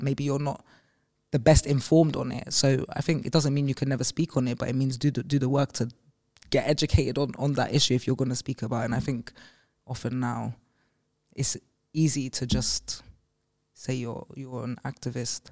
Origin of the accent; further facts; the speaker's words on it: London, United Kingdom; growing up in Green Park Estate